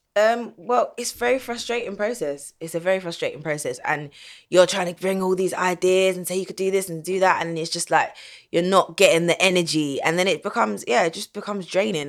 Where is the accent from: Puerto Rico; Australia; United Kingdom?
United Kingdom; London; I grew up in Southeast London